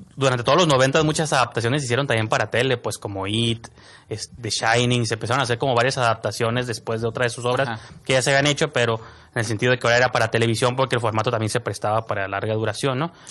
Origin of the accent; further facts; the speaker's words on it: Tijuana, Baja California, Mexico; nosotros como tijuanenses que vemos la serie, todos sus defectos, porque como somos de Tijuana